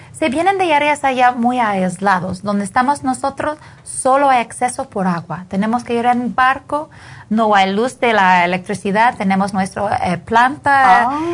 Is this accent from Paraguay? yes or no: no; Canada; Spanish is a second language; moved away as an adult; now in Guatemala; yo soy canadiense